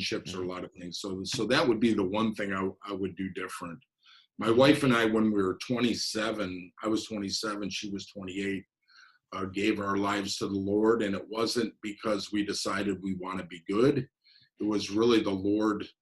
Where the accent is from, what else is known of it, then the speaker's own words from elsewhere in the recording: Chicago, Illinois, United States; raised in a big family. We had 12 kids on the south side of Chicago